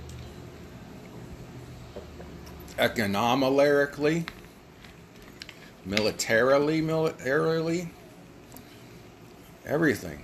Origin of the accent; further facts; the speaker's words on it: United States; as an American